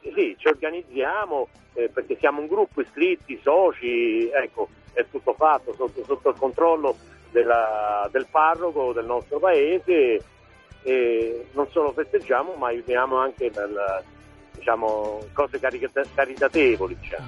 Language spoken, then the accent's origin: Italian; Bassano Romano, Lazio, Italy; proveniamo da Bassano Romano che è un paese della Bassa Tuscia